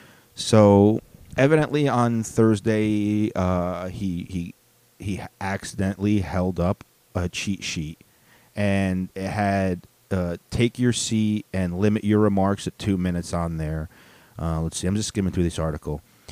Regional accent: Chicago, Illinois, United States; I'm saying … lyrics because we're both from Chicago, even though you couldn't tell from my airplane.

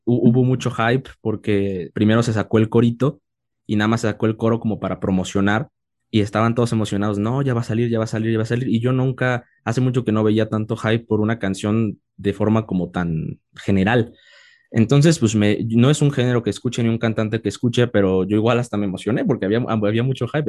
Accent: Oaxaca, Mexico; Yo soy de Oaxaca y, ahorita estamos en, la Ciudad de México, pero, pero soy de Oaxaca

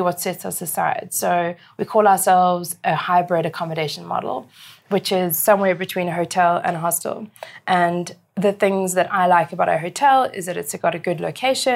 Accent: Cape Town, Western Cape, South Africa; I came back to my hometown of Cape Town.

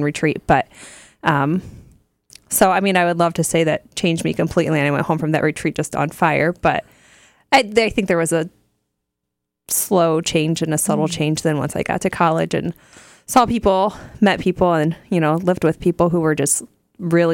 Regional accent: New Riegel, Ohio, United States; I grew up in Little New Regal, Ohio

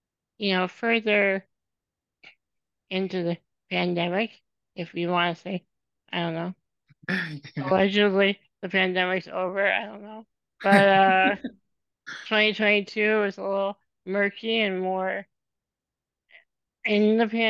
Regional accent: Illinois, United States; moved away as an adult; now in Madison, United States; I am originally from Illinois, and I grew up in a very small town in Illinois, and then I moved up to Madison, Wisconsin, a little over 10 years ago for grad school

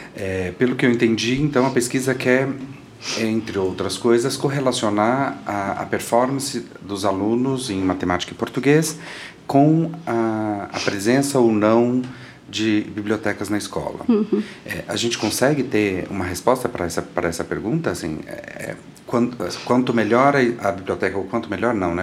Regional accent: Goiânia, Goiás, Brazil; eu sou de Goiânia, né? Uhum. E eu uhum. morava perto do campus da universidade. Então eu frequentava muito a biblioteca da universidade desde criança

